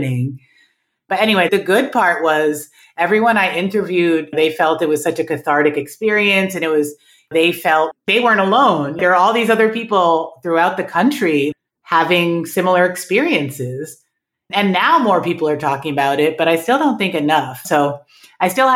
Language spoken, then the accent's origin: English; New York City, New York, United States; moved away as an adult; now in Cincinnati, United States; I grew up in Manhattan, born and raised